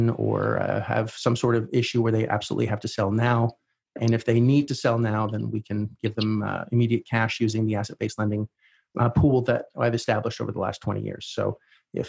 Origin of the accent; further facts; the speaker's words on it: Canada; since I was Canadian